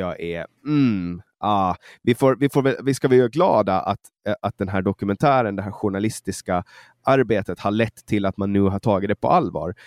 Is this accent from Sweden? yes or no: no; Mariehamn, Åland Islands; Mariehamn, min hemstad